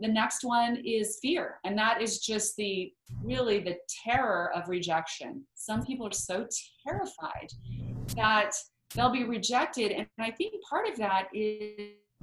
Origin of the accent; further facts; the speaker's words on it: Idaho, United States; we grew up in Idaho where there are lots and lots of potatoes, but no mangoes